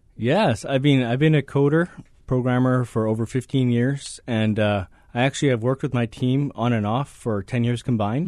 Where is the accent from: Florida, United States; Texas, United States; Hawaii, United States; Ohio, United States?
Hawaii, United States; moved away; also born or lived in Vancouver, Canada; I grew up in Hawaii.